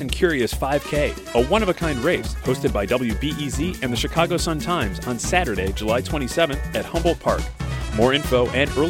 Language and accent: English; Mexico City, Mexico; I'm from Mexico City, so I like to dance a lot.